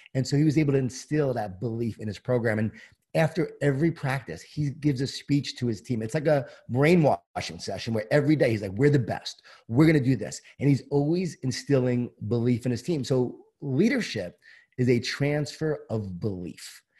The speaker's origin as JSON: {"language": "English", "area": "Long Island", "region": "New York", "country": "United States", "tie": "born or raised there"}